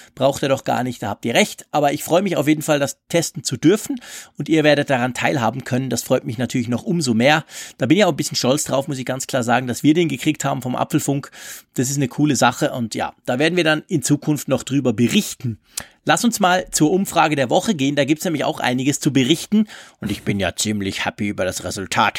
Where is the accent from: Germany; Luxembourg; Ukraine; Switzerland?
Switzerland; bei uns in der Schweiz